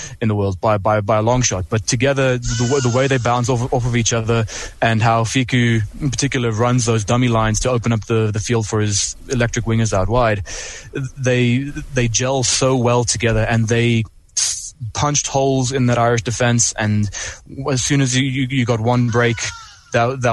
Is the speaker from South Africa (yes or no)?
yes; South Africa; as a South African